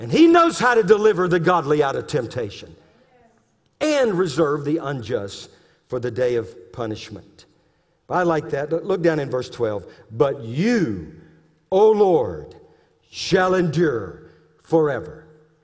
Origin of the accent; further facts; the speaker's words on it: Louisiana, United States; I'm being from Louisiana